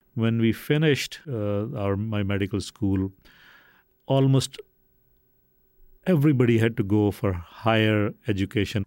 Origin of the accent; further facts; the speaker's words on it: Faisalabad, Punjab, Pakistan; moved away; also born or lived in Brooklyn / Saginaw, Michigan; I was born in Faisalabad, Pakistan, which used to be called Lilpur